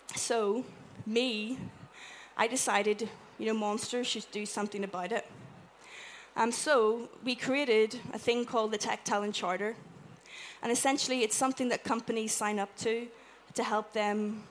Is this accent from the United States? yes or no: no; Ireland; I'm Irish